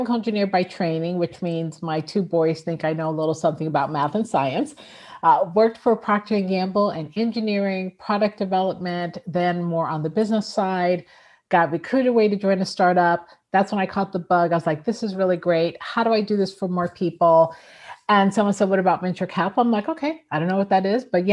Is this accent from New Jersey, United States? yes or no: yes; Newark, New Jersey, United States; moved away; I was from Newark, New Jersey.